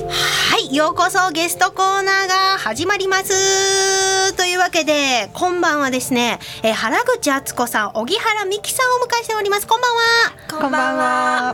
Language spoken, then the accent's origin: Japanese; Kitahiroshima, Hiroshima, Japan; 私が生まれ育った広島の中でも北広島町の大自然